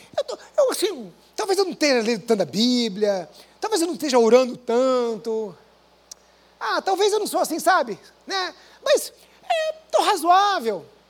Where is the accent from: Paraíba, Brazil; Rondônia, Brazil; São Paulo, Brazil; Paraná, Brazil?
Paraná, Brazil; interior of; moved away; Eu vim do interior do Paraná, de uma igreja pequena